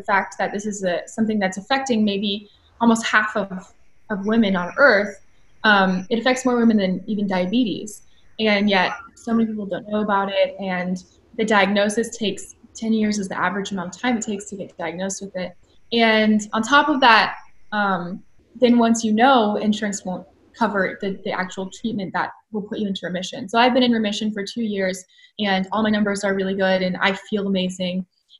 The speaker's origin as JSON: {"language": "English", "town": "Atlanta", "region": "Georgia", "country": "United States", "tie": "born or raised there", "also_born_or_lived": "California", "said": "Yeah, so I am 26 years old, and I was born and raised in Atlanta, Georgia."}